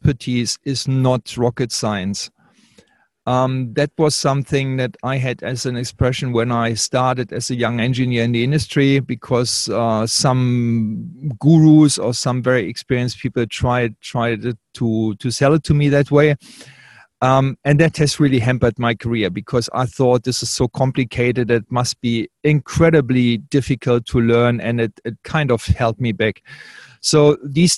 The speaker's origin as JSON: {"language": "English", "country": "Australia", "said": "I'm the Australian"}